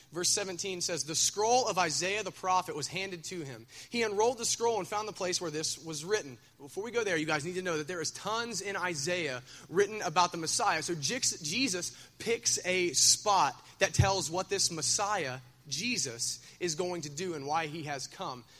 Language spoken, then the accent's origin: English; Minford, Ohio, United States; I'm from Minford